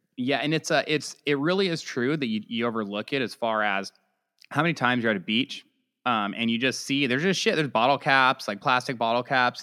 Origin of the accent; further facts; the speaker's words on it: California, United States; we're just both from California.